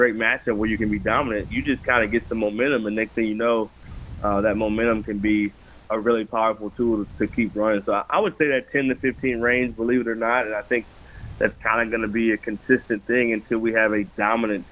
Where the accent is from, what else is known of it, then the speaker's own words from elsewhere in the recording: Texas, United States; I grew up in Texas, so I grew up Big 12 country